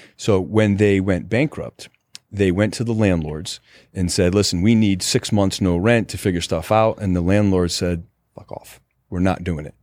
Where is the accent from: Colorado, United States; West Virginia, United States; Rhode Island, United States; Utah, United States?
Rhode Island, United States; So I was born in Rhode Island.